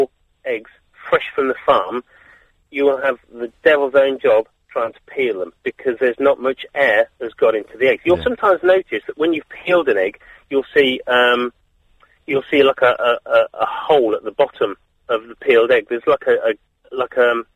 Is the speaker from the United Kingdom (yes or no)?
yes; Lincolnshire, East Midlands, United Kingdom; now in Ipswich, United Kingdom; I live in Ipswich, but I'm from Lincolnshire originally.